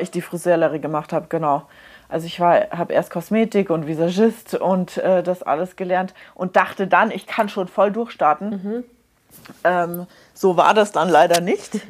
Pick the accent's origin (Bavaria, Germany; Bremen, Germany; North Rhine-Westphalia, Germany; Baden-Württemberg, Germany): Bavaria, Germany; Munich; ich bin in München geboren, ich bin in München aufgewachsen